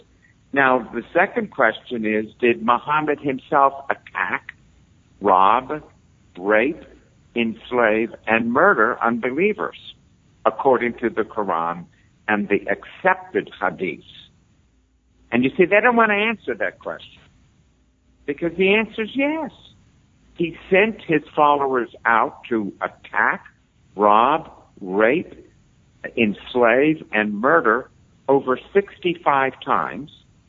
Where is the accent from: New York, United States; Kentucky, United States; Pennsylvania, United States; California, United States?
New York, United States; New York City; I'm from New York City. I grew up with death threats.